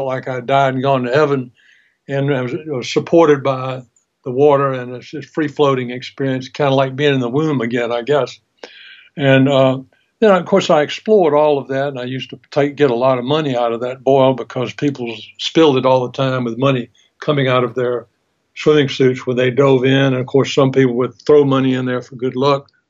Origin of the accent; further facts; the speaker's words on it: Albany, Georgia, United States; Growing up in Albany, Georgia, down in South Georgia